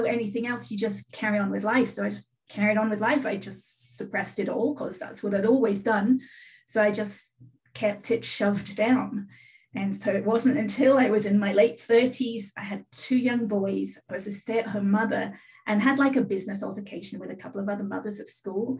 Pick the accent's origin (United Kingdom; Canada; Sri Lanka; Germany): United Kingdom; England; now in California, United States; I live in California. I'm originally from England. I've lived in California 33 years.